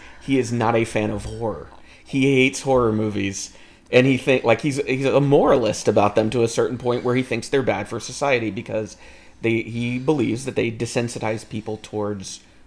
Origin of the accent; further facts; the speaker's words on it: United States; we're from America